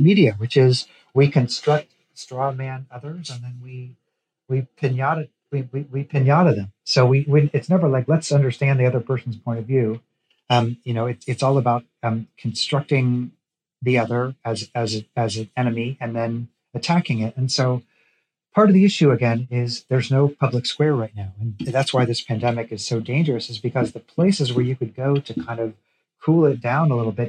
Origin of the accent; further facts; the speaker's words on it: Missouri, United States; now in Tennessee, United States; I'm from Missouri. I've spent a lot of time in rural Missouri. I live in Tennessee.